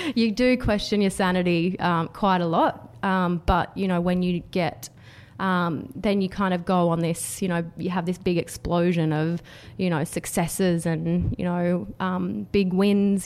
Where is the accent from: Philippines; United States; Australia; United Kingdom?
Australia; Canberra, Australian Capital Territory; I was from, I grew up in Canberra and worked for government